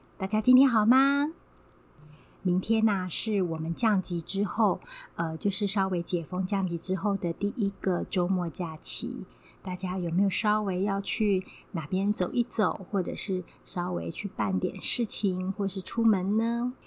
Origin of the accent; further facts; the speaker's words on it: Taiwan; 在我们台湾这边是比较南边，我们台湾的立秋天气上面还是蛮炎热